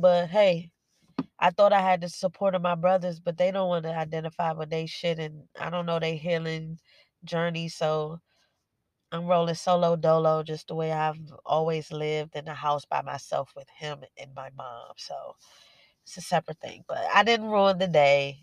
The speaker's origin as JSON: {"language": "English", "town": "Washington", "region": "District of Columbia", "country": "United States", "tie": "born or raised there", "said": "I was born and raised in Washington D.C."}